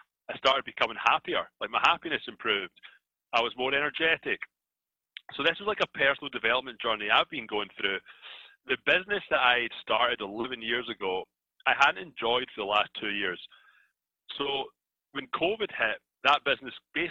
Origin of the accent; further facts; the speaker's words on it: Scotland, United Kingdom; accent: Scottish; moved away as an adult; now in Toronto, Canada; I'm from Scotland. This is an accent that you hear. I'll try and tone it down a little bit so I don't lose you guys. But I moved from Scotland to Canada about 14 years